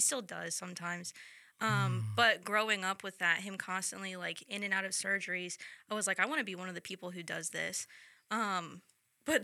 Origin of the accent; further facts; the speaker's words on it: North Carolina, United States; now in Oklahoma City, United States; I'm a junior, I think, here at MacU studying ministry leadership, and I'm from North Carolina.